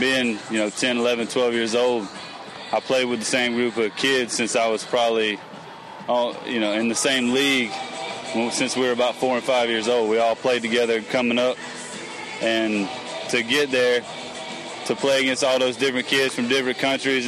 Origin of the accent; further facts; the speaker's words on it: Phenix City, Alabama, United States; I grew up in Phenix City, Alabama, born and raised